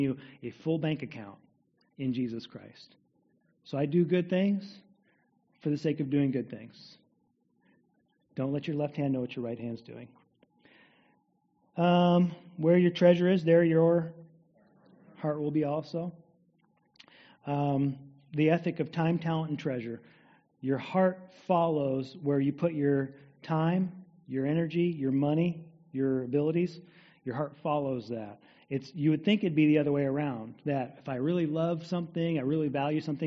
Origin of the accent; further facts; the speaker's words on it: United States; As American people in the 21st century